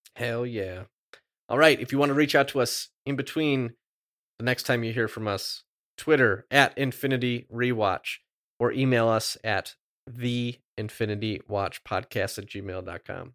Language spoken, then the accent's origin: English; Midwest, United States; I'm from the Midwest